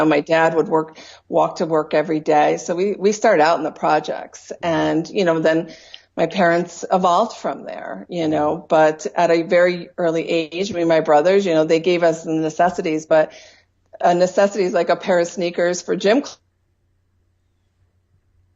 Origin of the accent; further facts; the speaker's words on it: Troy, New York, United States; moved away as an adult; now in Colorado, United States; I was born and raised in Troy, New York